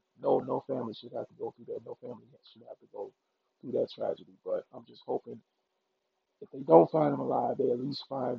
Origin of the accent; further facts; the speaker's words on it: Mississippi, United States; I grew up in Mississippi